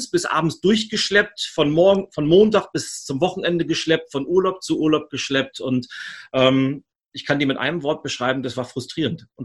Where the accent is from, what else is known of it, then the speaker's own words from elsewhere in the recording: Switzerland; äh, als Schweizer muss ich das fragen, Berge oder Meer?